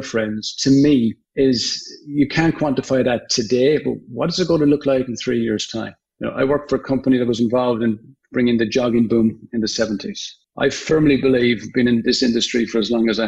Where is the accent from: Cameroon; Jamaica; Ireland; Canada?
Ireland; Limerick, Munster; moved away as an adult; now in United States; I'm from Limerick